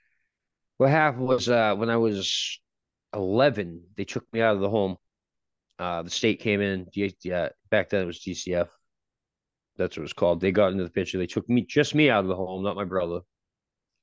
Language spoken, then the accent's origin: English; Gloucester, Massachusetts, United States; moved away; I was born and raised in Gloucester, Massachusetts.